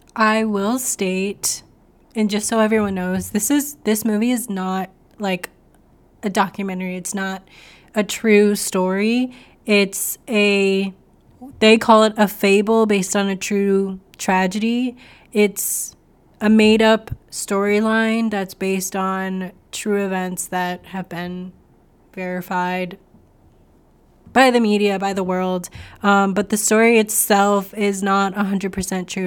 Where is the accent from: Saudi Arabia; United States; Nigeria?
United States; I grew up in the United States